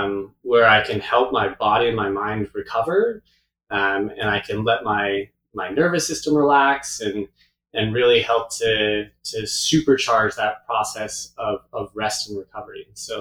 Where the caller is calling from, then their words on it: Pemberton, British Columbia, Canada; I'm currently calling from my studio in Pemberton, BC, which is just north of Vancouver, Whistler area, our little kind of nook in the middle of the mountains.